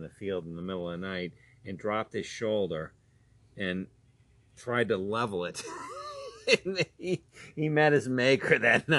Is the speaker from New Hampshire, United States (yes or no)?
yes; New Hampshire, United States; I grew up in New Hampshire